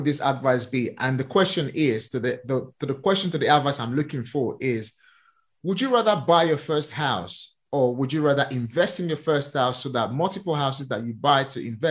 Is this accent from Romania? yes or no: no; Nigeria; moved away; I'm born and raised in Nigeria